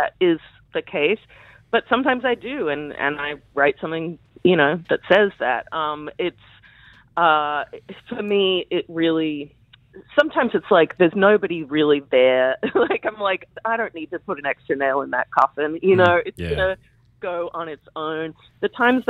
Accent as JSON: {"language": "English", "country": "Australia", "tie": "born or raised there", "also_born_or_lived": "United States / New York", "moved": "yes", "said": "I grew up in Australia but lived in the US for 24 years"}